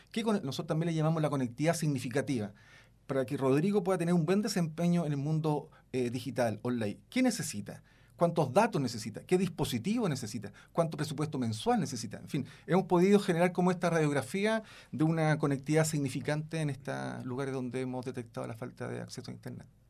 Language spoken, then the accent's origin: Spanish; Chile; Nosotros consumimos como chilenos